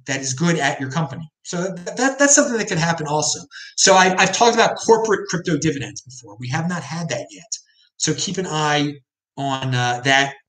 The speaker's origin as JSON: {"language": "English", "region": "Maryland", "country": "United States", "said": "I'm from Maryland, I'm a Maryland taxpayer"}